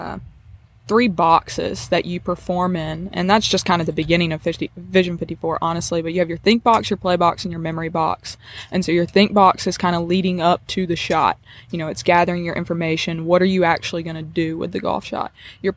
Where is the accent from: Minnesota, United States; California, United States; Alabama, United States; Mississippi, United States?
Mississippi, United States; South; I'm from South Mississippi